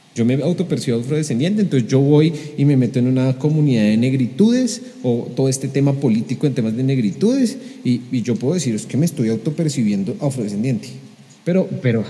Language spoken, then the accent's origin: Spanish; Colombia; los colombianos somos aviones